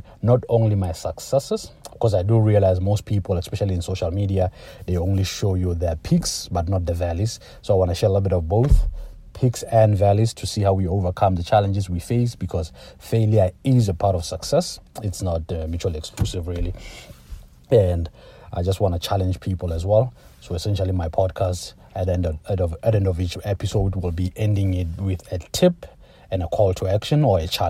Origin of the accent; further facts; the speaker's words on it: Lesotho; moved away as an adult; also born or lived in Toronto, Canada; now in Canada; I was born in Lesotho, that's in Southern Africa. I came to Canada for university